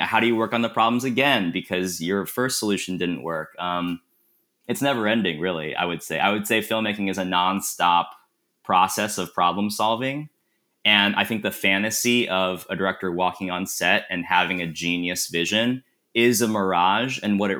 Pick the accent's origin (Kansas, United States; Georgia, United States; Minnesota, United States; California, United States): Kansas, United States; someday I'd really love to make a film about my experiences growing up in Kansas, something loosely based upon that.